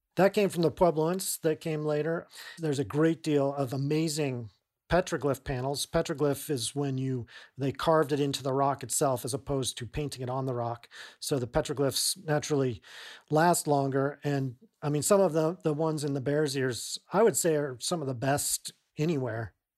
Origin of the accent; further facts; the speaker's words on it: Durango, Colorado, United States; I grew up in Durango, Colorado